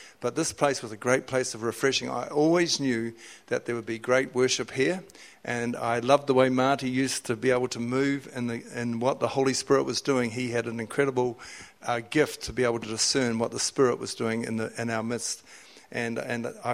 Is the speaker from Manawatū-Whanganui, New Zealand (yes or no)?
yes; Whanganui, Manawatū-Whanganui, New Zealand; I was living in Whanganui, it's my hometown